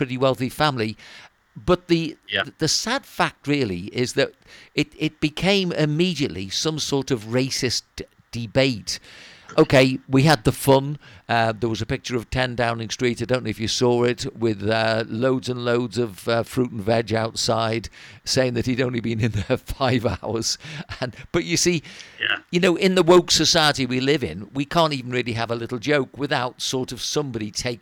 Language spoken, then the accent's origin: English; Wirral, North West England, United Kingdom; we come from Wirral